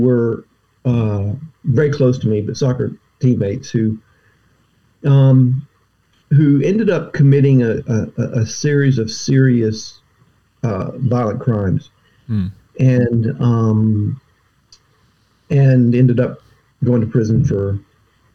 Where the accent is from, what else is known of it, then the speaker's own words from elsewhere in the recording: Atlanta, Georgia, United States; now in Glen Mills, United States; I grew up in the suburbs of Atlanta, Georgia. My family's all Southern.